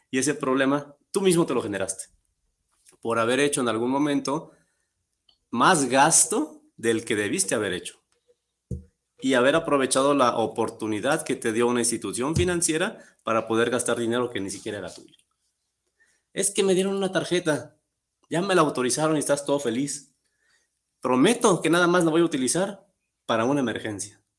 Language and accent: Spanish; Guadalajara, Jalisco, Mexico; soy de aquí de Guadalajara, soy deportista desde los siete años